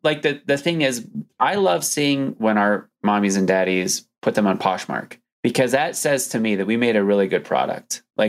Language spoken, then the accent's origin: English; United States; we meaning like Americans